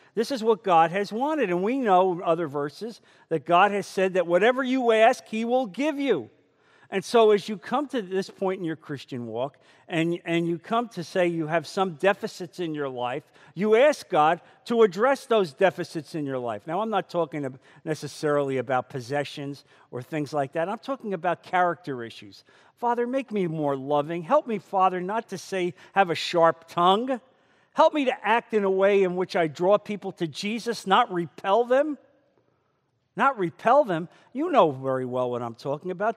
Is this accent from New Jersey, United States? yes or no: yes; New Jersey, United States; moved away; I come from New Jersey. And that's how we say water, and that's how we say coffee.